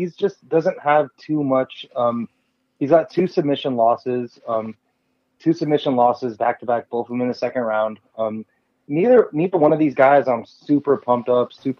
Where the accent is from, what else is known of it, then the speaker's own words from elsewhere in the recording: South Florida, United States; I grew up in South Florida